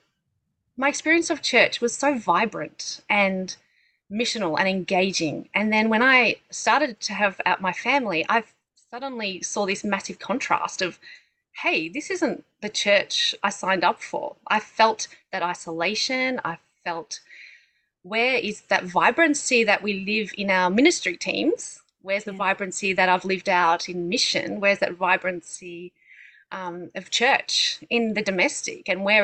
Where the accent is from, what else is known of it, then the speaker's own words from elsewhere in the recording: Melbourne, Victoria, Australia; moved away as an adult; now in Brisbane, Australia; I'm originally from Melbourne, and that's where I met my husband